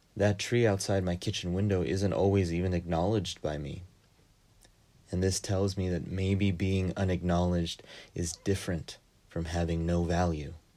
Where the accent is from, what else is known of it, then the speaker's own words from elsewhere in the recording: United States; as a Filipino-Japanese immigrant who grew up and is working in the U S